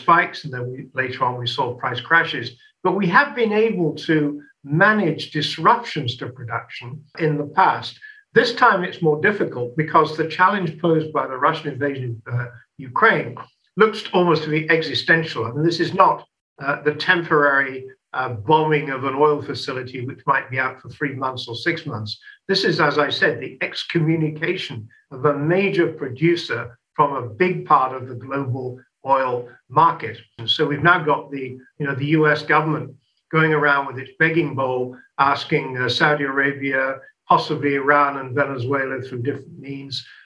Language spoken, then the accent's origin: English; England, United Kingdom; now in France; In my home country, in the United Kingdom